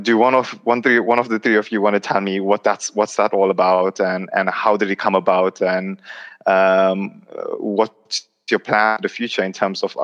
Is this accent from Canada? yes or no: no; United Kingdom; But it's also important to recognize that we are British Muslims, right? So we've been brought up here. So it's naturally, it is going to be a mix of two cultures.